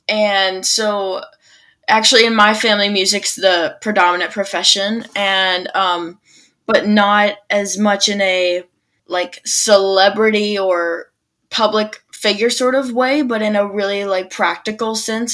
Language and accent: English; Birmingham, Alabama, United States; moved away as an adult; now in Nashville, United States; I grew up in Birmingham, Alabama